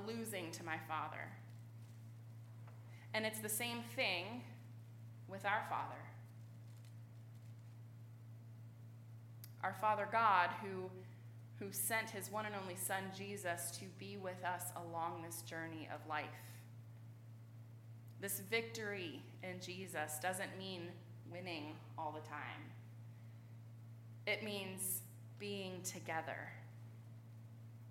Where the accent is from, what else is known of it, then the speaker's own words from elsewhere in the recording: Richmond, Virginia, United States; I grew up in Richmond.